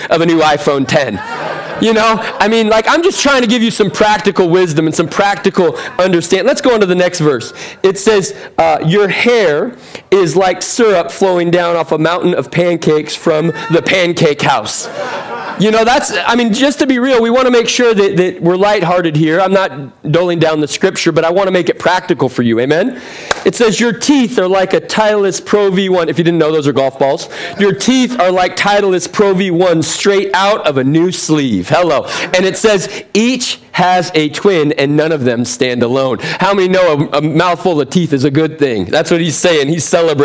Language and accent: English; Seattle, Washington, United States; now in San Diego, United States; I'm originally from Seattle